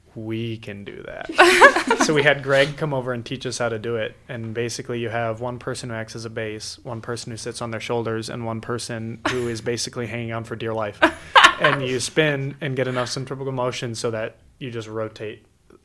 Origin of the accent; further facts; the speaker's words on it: Cedar Rapids, Iowa, United States; I am from the Chicago suburb of Cedar Rapids.